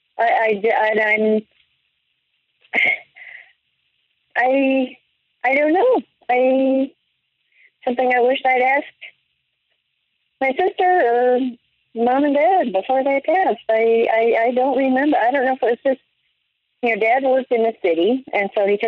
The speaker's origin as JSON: {"language": "English", "region": "Midwest", "country": "United States", "tie": "born or raised there", "also_born_or_lived": "New York / Colorado", "moved": "yes", "said": "growing up in the Midwest, except for 2 years in New York, but otherwise growing up in the Midwest and then in Colorado"}